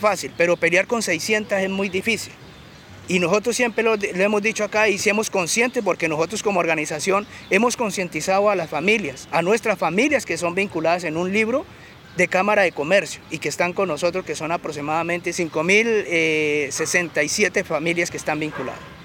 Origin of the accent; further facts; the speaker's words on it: Tumaco, Nariño, Colombia; also born or lived in Caldas, Colombia; me trajeron muy pequeño a los 7 años